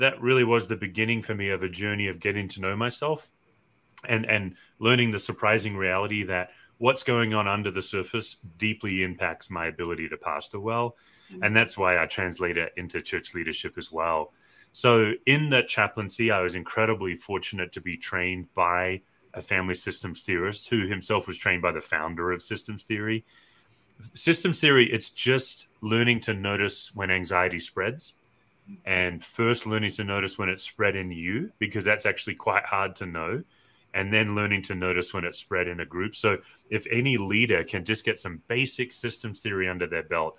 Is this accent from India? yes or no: no; Australia; I'm an Australian